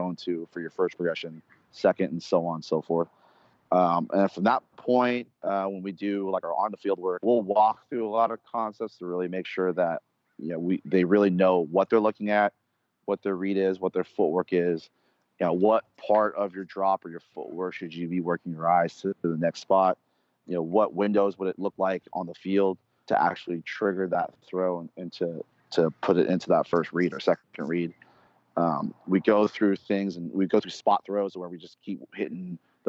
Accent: Bay Area, California, United States; I'm born and raised in the Bay Area

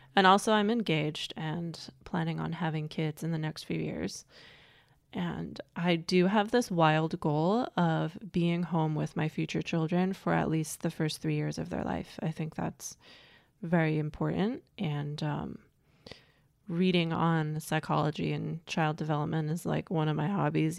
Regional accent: United States; also born or lived in Germany; I grew up in America as an immigrant

